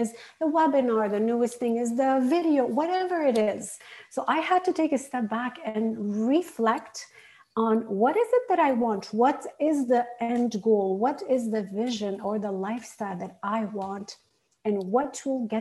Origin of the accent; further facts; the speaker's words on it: Lebanon; moved away as an adult; also born or lived in Arizona, United States / Canada; I had grown up in Lebanon, lived my first 16 years in civil war